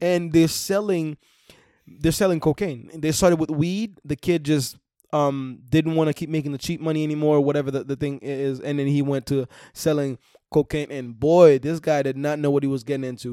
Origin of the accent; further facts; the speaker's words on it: Haiti; moved away; I'm from Haiti